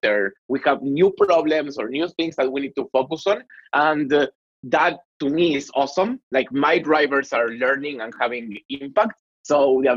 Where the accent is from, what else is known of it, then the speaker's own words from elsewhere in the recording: Argentina; accent: Latin; English is a second language; my sexy Latin accent, I'm from Argentina.